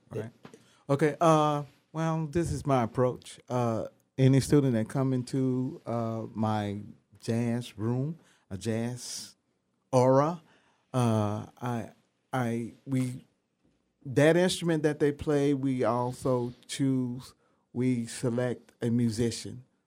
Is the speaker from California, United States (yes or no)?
no; Memphis, Tennessee, United States; moved away; I'm from Memphis, Tennessee